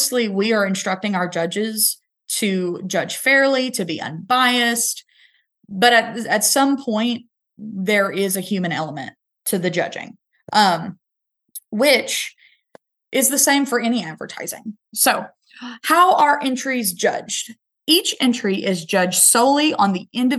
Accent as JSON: {"language": "English", "region": "Northeast Arkansas", "country": "United States", "said": "I'm from Northeast Arkansas"}